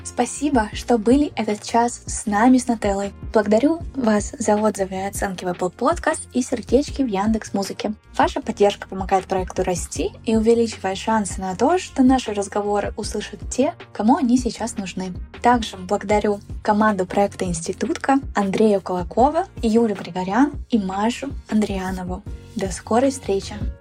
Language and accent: Russian; Yekaterinburg, Sverdlovsk Oblast, Russia; я родилась в Екатеринбурге и выросла там